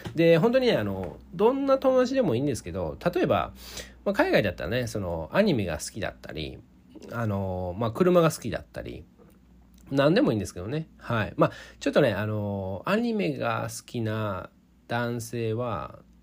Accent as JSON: {"language": "Japanese", "region": "Osaka", "country": "Japan", "tie": "born or raised there", "said": "僕、大阪出身"}